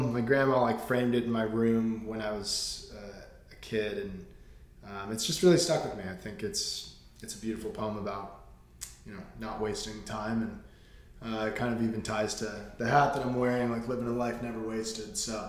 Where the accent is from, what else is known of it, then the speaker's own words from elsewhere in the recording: Westlake Village, California, United States; moved away as an adult; now in Venice, Los Angeles, United States; So I'm from Westlake Village, California. So about 40 minutes north of Los Angeles, like a sleepy little suburb.